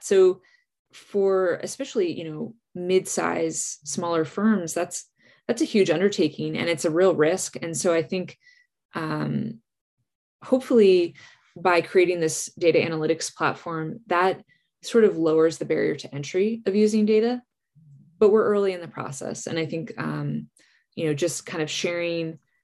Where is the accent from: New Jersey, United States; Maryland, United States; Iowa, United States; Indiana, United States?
New Jersey, United States; where I grew up in New Jersey